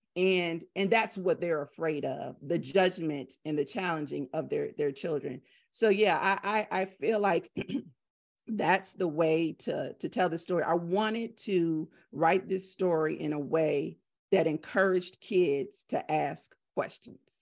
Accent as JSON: {"language": "English", "region": "the South", "country": "United States", "said": "I'm from the South."}